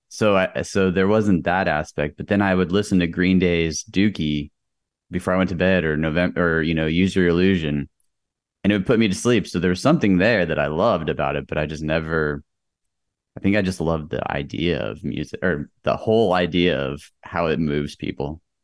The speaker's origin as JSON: {"language": "English", "town": "El Paso", "region": "Texas", "country": "United States", "tie": "born or raised there", "moved": "as an adult", "said": "I grew up in El Paso, Texas."}